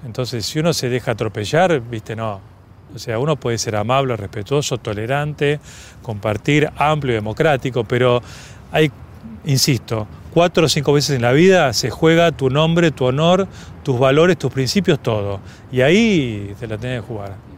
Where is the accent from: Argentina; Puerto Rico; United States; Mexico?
Argentina; como todo argentino